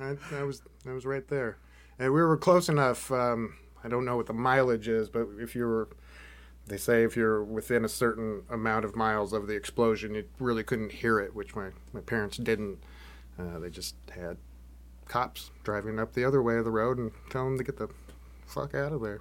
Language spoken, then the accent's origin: English; Washington, United States; now in Oregon, United States; I grew up in Washington